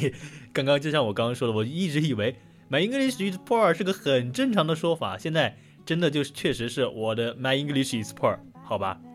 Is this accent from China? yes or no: yes; China; 我是中国人嘛